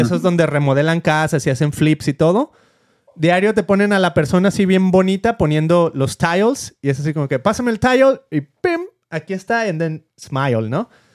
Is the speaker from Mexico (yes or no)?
yes; Mexico; moved away as an adult; now in United States; yo siempre me vine desde México